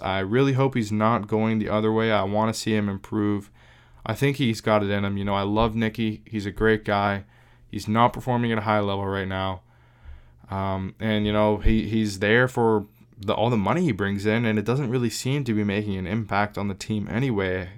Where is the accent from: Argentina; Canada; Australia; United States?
Canada; Southwestern Ontario; I am from Southwestern Ontario